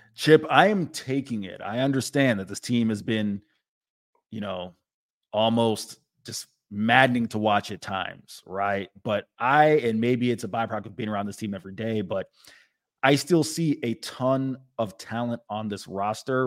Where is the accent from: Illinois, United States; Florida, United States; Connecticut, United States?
Florida, United States; Tampa; I'm from Tampa